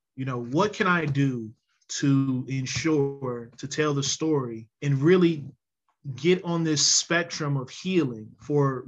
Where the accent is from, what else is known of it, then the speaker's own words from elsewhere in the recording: Lincoln Heights, Ohio, United States; folks from Lincoln Heights is a little temperamental